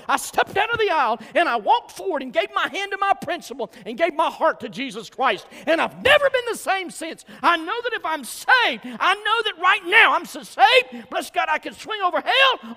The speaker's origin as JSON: {"language": "English", "region": "Georgia", "country": "United States", "said": "I'm from Georgia"}